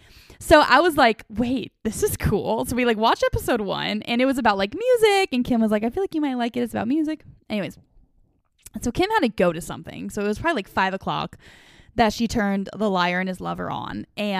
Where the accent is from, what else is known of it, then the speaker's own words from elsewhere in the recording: the West, United States; And like I already said, I grew up in the West.